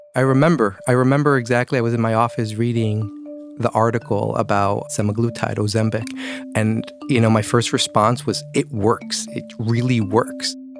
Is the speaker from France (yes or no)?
no; Mexico; moved away; I'm from Mexico